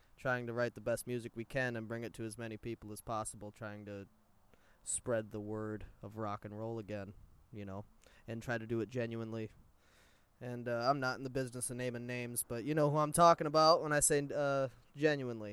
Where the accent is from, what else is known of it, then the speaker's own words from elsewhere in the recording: United States; I was born in America